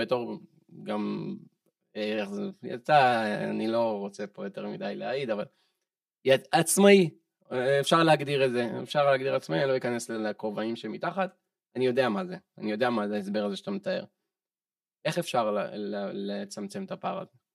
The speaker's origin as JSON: {"language": "Hebrew", "country": "Israel", "said": "אני ישראלי בן 30"}